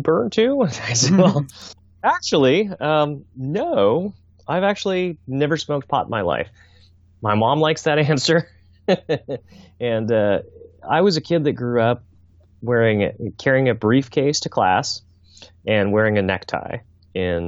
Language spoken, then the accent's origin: English; Fairbanks, Alaska, United States; My mother had cancer growing up in Fairbanks